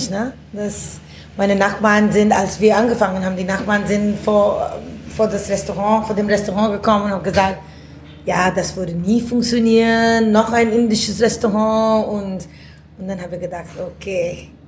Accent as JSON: {"language": "German", "country": "India", "second_language": "German", "lives_now": "Germany", "said": "Ja, ich komme aus Indien ursprünglich, aber hab, äh, ich habe in elf Ländern gewohnt"}